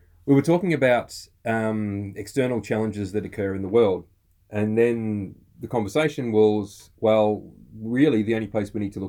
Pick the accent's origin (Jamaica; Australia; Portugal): Australia